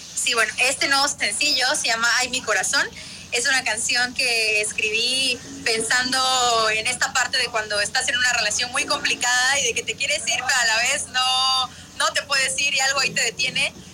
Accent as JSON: {"language": "Spanish", "town": "Tapachula", "region": "Chiapas", "country": "Mexico", "moved": "yes", "said": "Tapachula, mi tierra hermosa"}